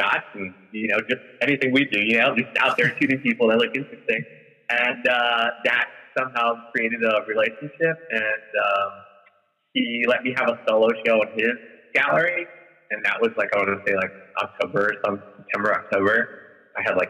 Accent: Peru; moved away; I'm from Peru

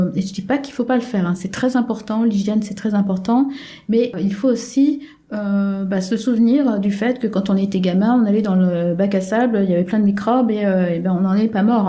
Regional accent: France; now in South Korea; je suis française

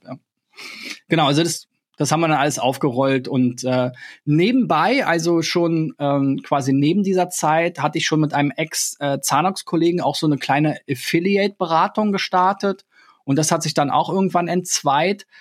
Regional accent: Berlin, Germany; ich bin ja in Berlin geboren, ich habe mich immer als Berliner bezeichnet

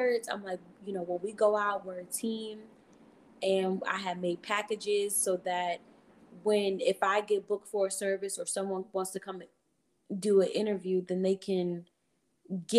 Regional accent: Maryland, United States; I am from Maryland, the M of the DMV.

